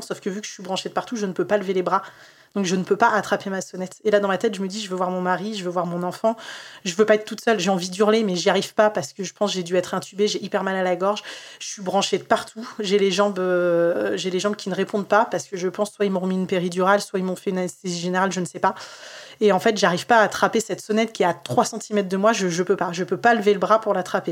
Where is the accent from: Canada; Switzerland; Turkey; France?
France; Tours, Centre-Val de Loire; moved away as an adult; now in near Orléans, France; je suis née moi euh, à Tours